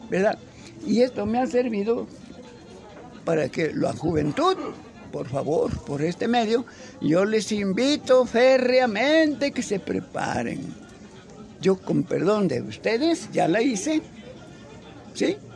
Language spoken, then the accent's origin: Spanish; Tijuana, Baja California, Mexico; vengo de Tijuana, allá lo vi, maestro, a usted.